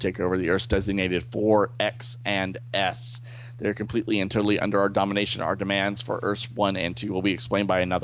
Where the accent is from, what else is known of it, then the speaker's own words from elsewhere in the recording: the South, United States; I'm from the South